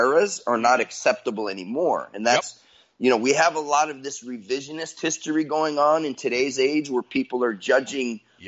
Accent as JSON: {"language": "English", "country": "United States", "tie": "born or raised there", "said": "I'm an American"}